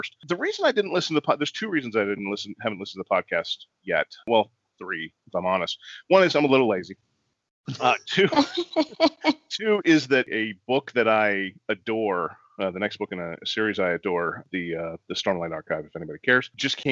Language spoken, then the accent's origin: English; Northern Virginia, United States; also born or lived in Washington, D.C.; growing up in D.C. or in the D.C. area, I'm actually from Northern Virginia